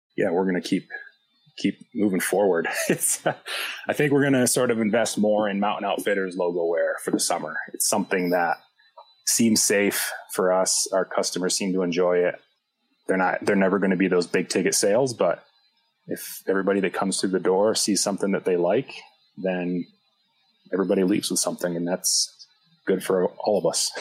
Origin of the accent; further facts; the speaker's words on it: Western New York, United States; moved away as an adult; also born or lived in Pittsburgh, Pennsylvania; now in Breckenridge, United States; I grew up in Western New York on a dairy farm